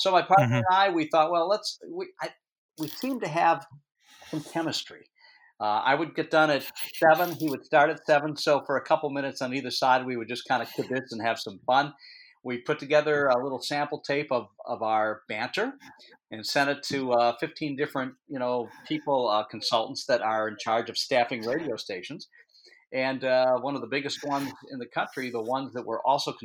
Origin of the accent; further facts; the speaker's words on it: Detroit, Michigan, United States; moved away as an adult; now in New Hampshire, United States; I'm from Detroit